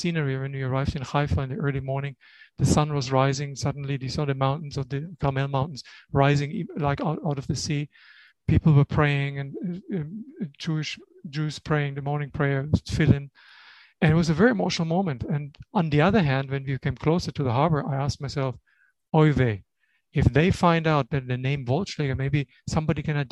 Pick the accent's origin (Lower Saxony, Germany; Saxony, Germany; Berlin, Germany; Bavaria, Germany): Bavaria, Germany; Bamberg; moved away as an adult; also born or lived in Israel; in my hometown